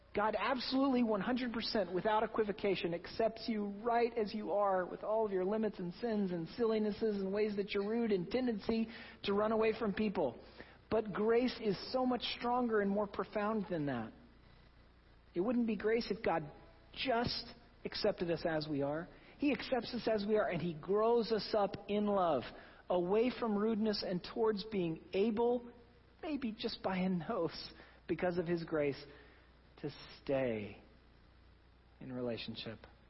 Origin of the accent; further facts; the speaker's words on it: Oklahoma, United States; now in New England, United States; I'm from Oklahoma. We do things a little differently there